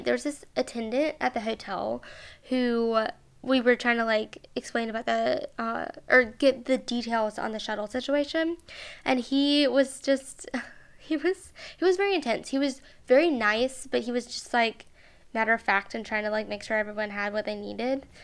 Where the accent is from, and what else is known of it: Mobile, Alabama, United States